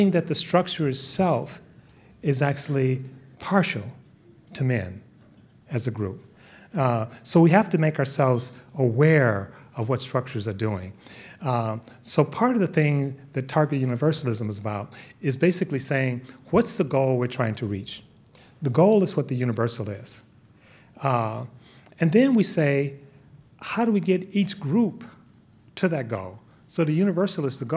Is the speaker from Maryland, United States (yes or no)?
no; Bay Area, California, United States; I'm from the Bay Area